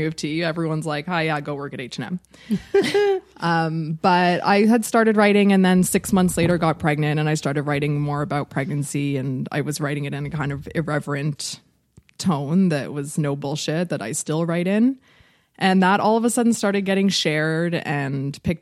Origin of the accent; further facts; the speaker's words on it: Jamaica; I'm Jamaican